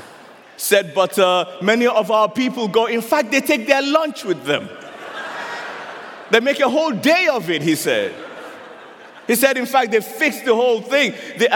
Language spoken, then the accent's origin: English; Nigeria; I'm a Nigerian